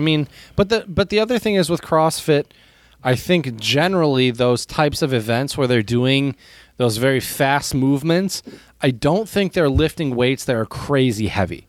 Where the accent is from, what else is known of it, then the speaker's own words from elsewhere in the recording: United States; in the U S, we are not the type of culture